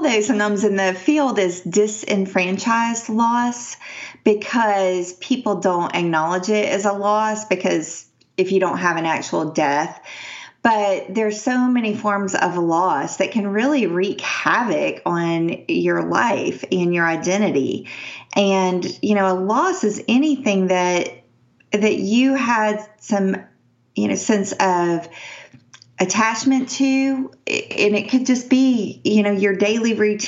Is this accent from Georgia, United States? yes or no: yes; Atlanta, Georgia, United States; also born or lived in New Orleans; I'm from Atlanta, but we used to go to Savannah a lot growing up